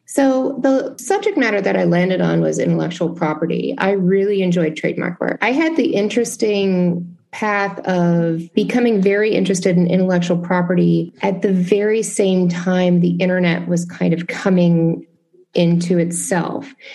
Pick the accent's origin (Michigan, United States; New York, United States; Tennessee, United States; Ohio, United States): Tennessee, United States; Memphis; moved away; my hometown of Memphis